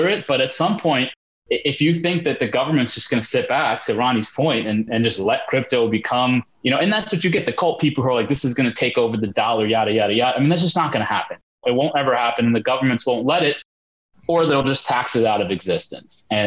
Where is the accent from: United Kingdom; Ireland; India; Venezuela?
India; I'm Indian